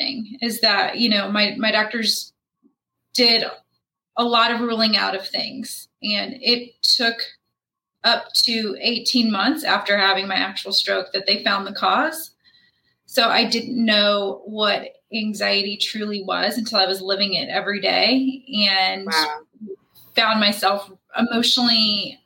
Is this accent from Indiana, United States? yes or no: yes; Indianapolis, Indiana, United States; I was born and raised in Indianapolis